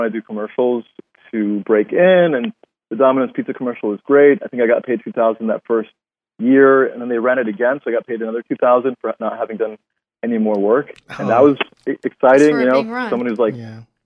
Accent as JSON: {"language": "English", "country": "Mexico", "tie": "born or raised there", "also_born_or_lived": "Denver, Colorado", "moved": "yes", "lives_now": "Los Angeles, United States", "said": "When I was in Mexico, so I was born in Mexico"}